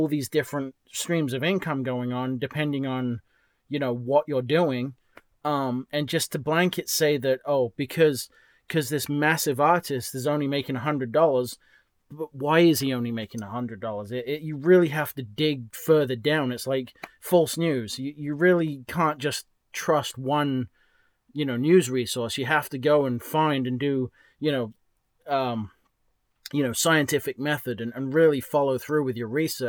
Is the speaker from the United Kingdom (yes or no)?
yes; England, United Kingdom; moved away; also born or lived in New Hampshire; I'm from England.